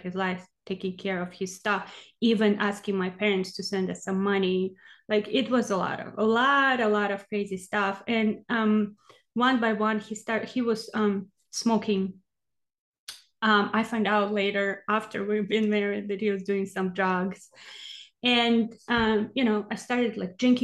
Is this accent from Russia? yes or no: yes; Siberia, Russia; English is a second language; also born or lived in Texas, United States; now in Oregon, United States; So I am from Russia, from Siberia, from small village, actually. Well, I was born in a city, but then we lived in a small village, and I lived with my grandma